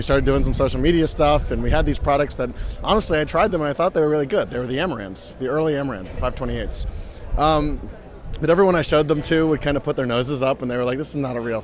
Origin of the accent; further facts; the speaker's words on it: United States; I'm the American